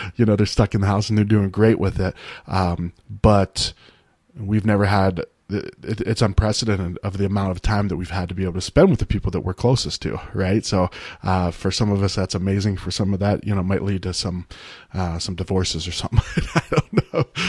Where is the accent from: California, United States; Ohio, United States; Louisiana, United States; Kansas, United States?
Ohio, United States; moved away; the town I grew up in Ohio